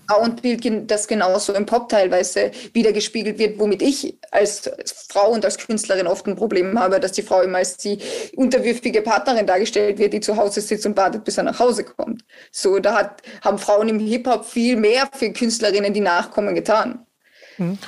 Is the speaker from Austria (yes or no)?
yes; Austria; ich bin ja Österreicherin